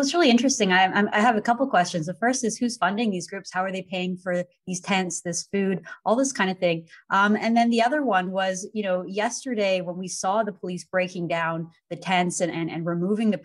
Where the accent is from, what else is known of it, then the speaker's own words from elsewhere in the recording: Vancouver, British Columbia, Canada; moved away; I grew up in Vancouver